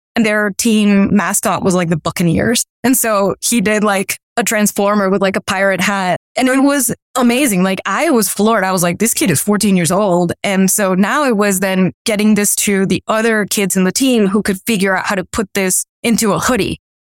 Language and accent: English; Miami, Florida, United States; also born or lived in Colombia; I grew up in Miami